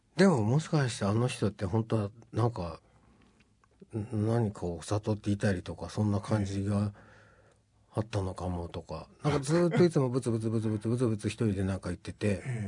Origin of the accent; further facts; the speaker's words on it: Tochigi, Japan; 僕栃木なんですけど